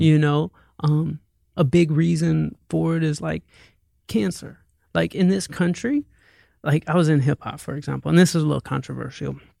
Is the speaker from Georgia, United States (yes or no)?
yes; Atlanta, Georgia, United States; moved away as an adult; now in Santa Monica, United States; I'm like from Atlanta